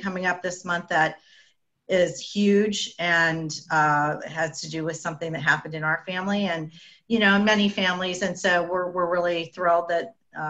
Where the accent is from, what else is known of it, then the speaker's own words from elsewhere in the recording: Canada; I'm Canadian